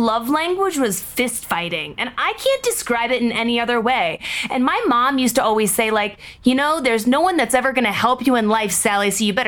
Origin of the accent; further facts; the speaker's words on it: Seattle, Washington, United States; moved away as an adult; I grew up in Seattle, Washington